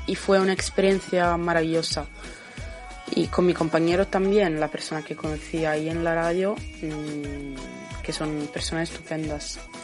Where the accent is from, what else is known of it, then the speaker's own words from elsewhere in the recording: Sardinia, Italy; Spanish is a second language; also born or lived in Huelva; mañana tengo el avión para volver a, a mi ciudad, en Cerdeña